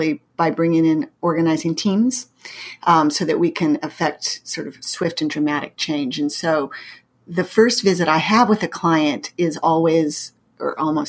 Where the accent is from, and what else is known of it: Pacific Northwest, United States; born or raised there; moved away as an adult; also born or lived in Massachusetts; now in St. Louis, United States